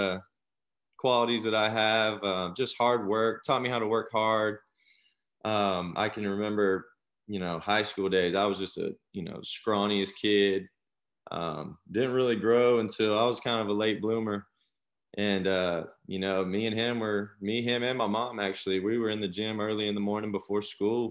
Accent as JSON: {"language": "English", "town": "Panama City", "region": "Florida", "country": "United States", "tie": "born or raised there", "said": "I'm from Panama City, Florida. Grew up there, started playing T-ball"}